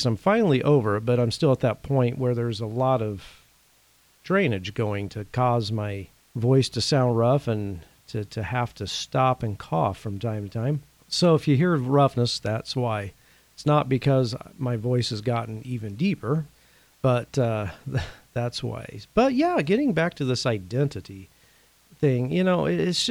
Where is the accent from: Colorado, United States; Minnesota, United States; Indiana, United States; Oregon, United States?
Indiana, United States; I'm originally from the state of Indiana